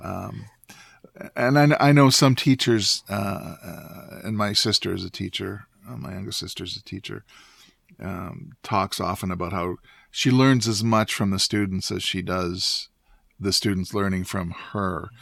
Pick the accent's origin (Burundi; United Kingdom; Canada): Canada; Canadian Prairies; moved away; I went back to my hometown and um, visited um, a homestead that I lived